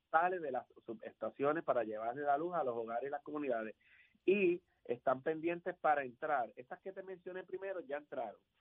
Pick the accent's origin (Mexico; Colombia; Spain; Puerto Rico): Puerto Rico; Aguadilla; yo soy natural de Aguadilla y en mi pueblo